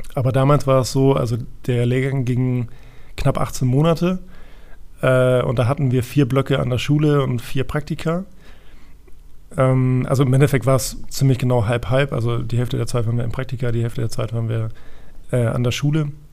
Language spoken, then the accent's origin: German; Hamburg, Germany; ich bin, vielleicht hört man es auch ein bisschen, ich bin gebürtiger Hamburger